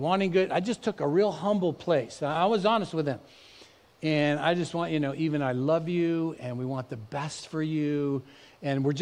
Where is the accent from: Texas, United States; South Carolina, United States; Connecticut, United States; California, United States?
California, United States; Bay Area; also born or lived in Dallas; both Eve and I grew up in the Bay Area